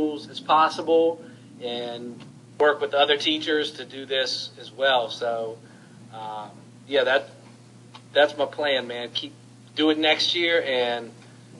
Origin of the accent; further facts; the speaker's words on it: Salem, Virginia, United States; I grew up in Salem, Virginia